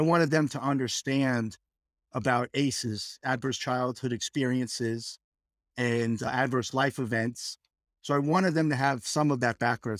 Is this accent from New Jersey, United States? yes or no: no; New York, United States; moved away as an adult; also born or lived in Texas / Michigan; now in Fort Worth, United States; I hail from New York, fifty years in New York, and then moved to Texas